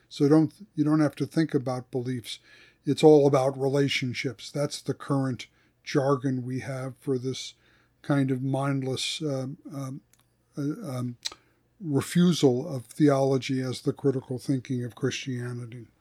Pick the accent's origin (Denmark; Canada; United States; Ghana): United States; East Coast; I grew up in the Missouri Synod too, but on the East Coast